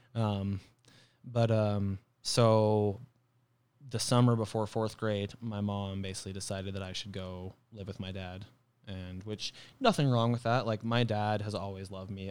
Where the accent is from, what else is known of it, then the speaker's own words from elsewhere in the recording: Flagstaff, Arizona, United States; also born or lived in Page, Arizona / Mesquite, Nevada / Kingman, Arizona / Ohio; I spent most of my childhood when I lived in Flagstaff